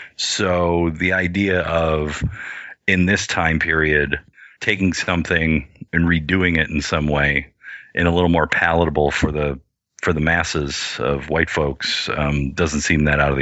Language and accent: English; United States; as a small Indian kid growing up in America